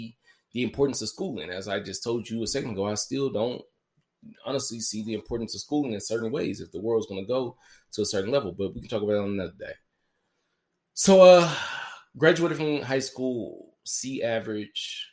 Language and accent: English; Memphis, Tennessee, United States; I was born on June 14th, 1992, at 6:36 at night in the city of Memphis, Tennessee